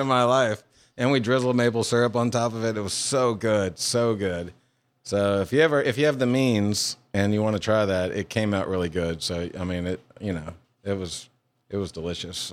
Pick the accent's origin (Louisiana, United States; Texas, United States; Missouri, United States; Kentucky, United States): Louisiana, United States; moved away as an adult; also born or lived in Hawaii; now in Mississippi, United States; I was born in Hawaii and I grew up in Louisiana. And I, I was there from like seven to eighteen